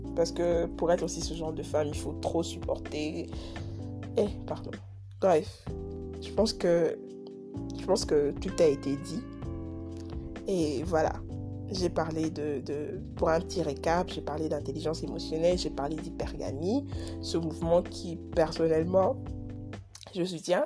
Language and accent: French; DR Congo; now in Kinshasa, Democratic Republic of the Congo; je suis Congolais, je suis à Kinshasa